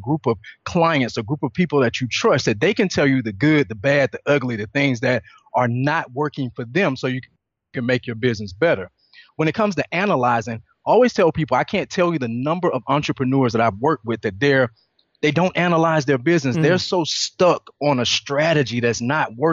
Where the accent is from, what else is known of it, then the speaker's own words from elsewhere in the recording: Atlanta, Georgia, United States; I'm originally from Atlanta, Georgia